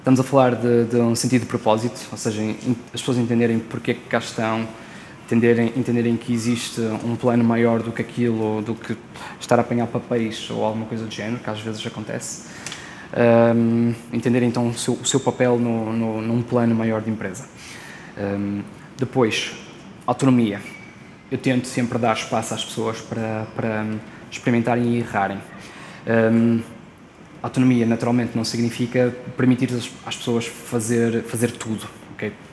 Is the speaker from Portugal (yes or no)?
yes; Porto, Norte, Portugal; nós somos do Porto, ou, ou pelo menos perto do Porto